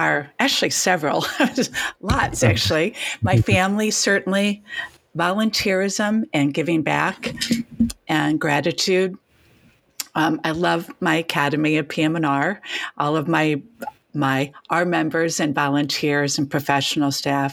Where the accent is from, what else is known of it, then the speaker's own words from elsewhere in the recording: Northeast Ohio, United States; growing up in Northeast Ohio, I worked at Blossom Music Center